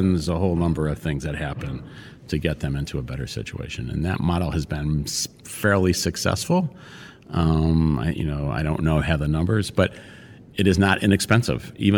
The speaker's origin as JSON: {"language": "English", "town": "Detroit", "region": "Michigan", "country": "United States", "tie": "born or raised there", "moved": "as an adult", "lives_now": "San Francisco, United States", "said": "I grew up in Detroit."}